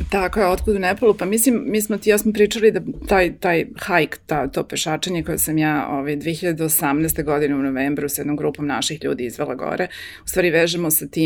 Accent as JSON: {"language": "Croatian", "country": "Serbia", "moved": "yes", "said": "naš povratak mog supruga i mene prošle godine ovde u Srbiju"}